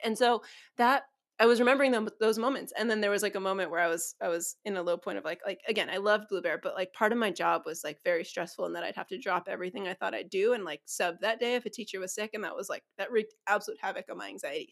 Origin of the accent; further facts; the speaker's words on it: San Diego, California, United States; I was eight when we moved to San Diego from NorCal